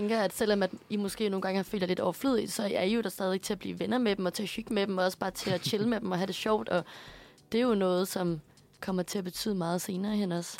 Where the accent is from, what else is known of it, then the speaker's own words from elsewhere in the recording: Aarhus, Central Denmark Region, Denmark; moved away; på mit gymnasium hjemme i Aarhus